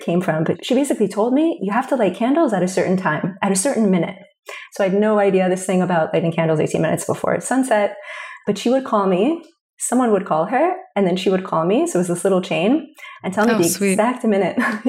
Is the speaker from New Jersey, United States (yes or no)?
yes; New Jersey, United States; I grew up in New Jersey.